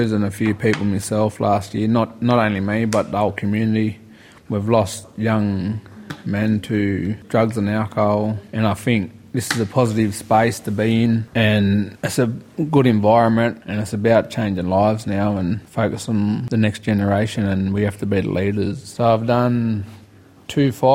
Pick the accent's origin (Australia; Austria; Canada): Australia; Moruya, New South Wales; I'm from Marie, New South Wales.